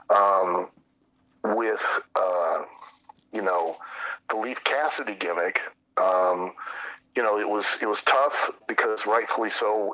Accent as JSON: {"language": "English", "town": "Lima", "region": "Ohio", "country": "United States", "tie": "born or raised there", "said": "I grew up in Lima, which was probably about three, three and a half hours uh, north, about west of you guys, um, in north. So just south of Toledo, north of Dayton"}